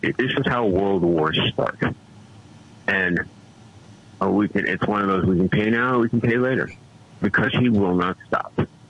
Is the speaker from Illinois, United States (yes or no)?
no; New York City, New York, United States; also born or lived in England; being born in England, but raised in the Bronx.